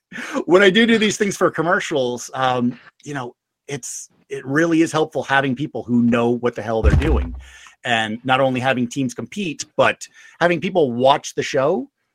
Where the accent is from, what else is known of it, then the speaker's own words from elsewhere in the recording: England, United Kingdom; When I was young, I grew up in England myself. You know, little known fact, you couldn't tell with the accent.